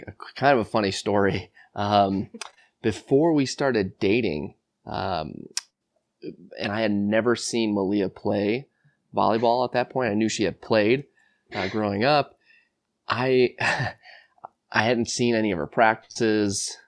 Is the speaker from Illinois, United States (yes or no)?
yes; Buffalo Grove, Illinois, United States; grew up uh, Buffalo Grove, Illinois, a northwest suburb of Chicago